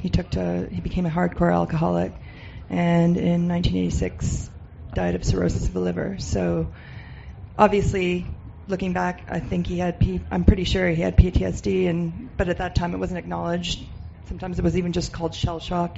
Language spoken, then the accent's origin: English; Canada; I was born and raised in Canada, but my uh, family ancestry is Serbian